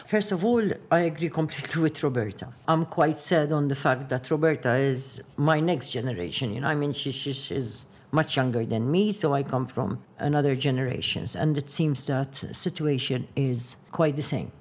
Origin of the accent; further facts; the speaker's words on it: Qormi, Malta; my hometown, Ormi